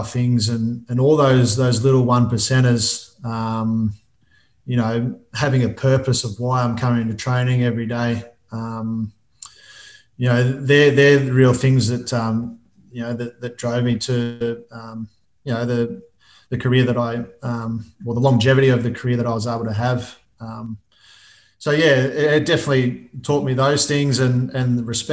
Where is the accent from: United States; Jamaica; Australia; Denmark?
Australia; Albury, New South Wales; now in Melbourne, Australia; Albury, which is my hometown.